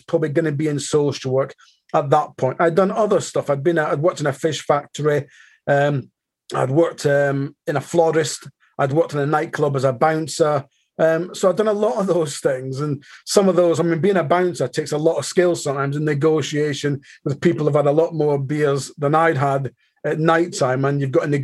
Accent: Aberdeen, Scotland, United Kingdom; now in Manchester, United Kingdom; I live in Manchester, but I'm born and bred in Aberdeen

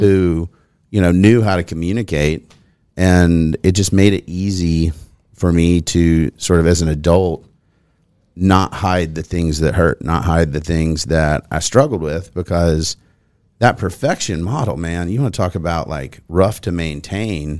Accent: Nolensville, Tennessee, United States; I grew up here as well.

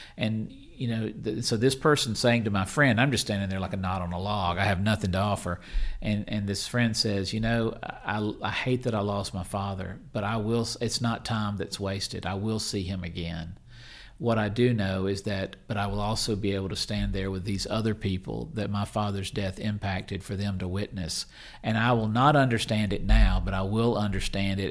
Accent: Mississippi, United States; I'm from Mississippi

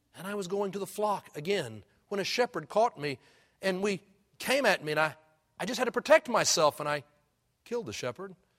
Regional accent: Houston, Texas, United States; when I was growing up in Houston, back in the fifties

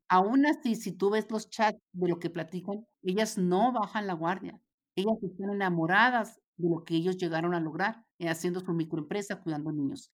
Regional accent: Ciudad Juárez, Chihuahua, Mexico; Tú y yo somos de Juárez

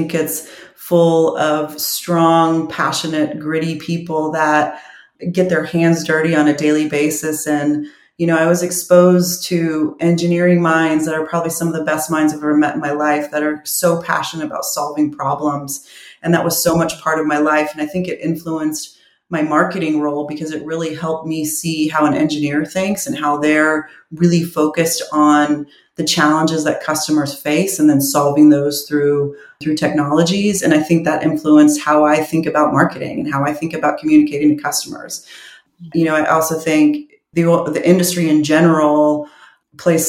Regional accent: Houston, Texas, United States; I'm from Houston

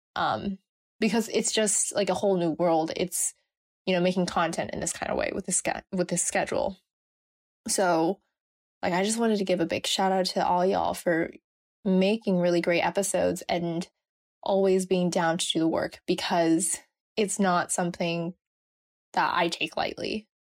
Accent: Bay Area, California, United States; I am from California in the Bay Area.

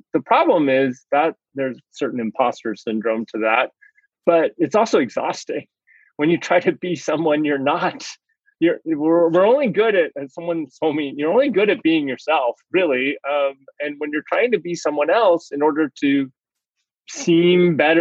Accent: United States; I'm Chinese American, Asian American

